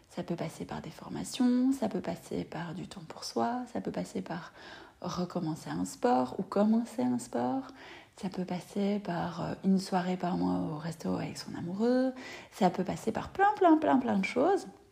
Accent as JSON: {"language": "French", "country": "Belgium", "said": "chez nous en Belgique"}